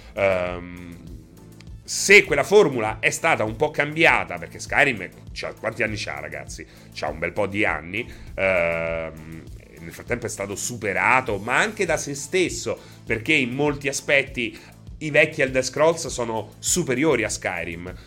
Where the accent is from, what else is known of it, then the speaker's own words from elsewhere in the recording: Rome, Lazio, Italy; io so de Roma, non so de Anzio